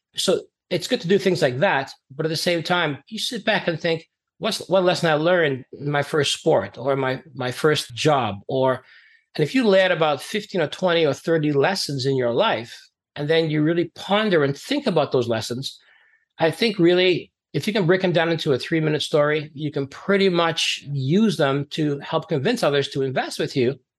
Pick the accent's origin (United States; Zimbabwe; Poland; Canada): Canada; also born or lived in Trinidad and Tobago; I grew up as an immigrant in Canada. I came from Trinidad and Tobago back in the 70s